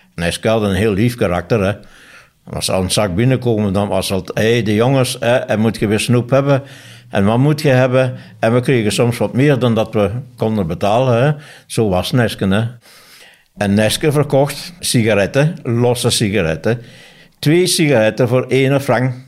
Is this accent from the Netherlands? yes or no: no; Neerrepen, Flanders, Belgium; also born or lived in Tongeren; ik ben afkomstig uit Nerem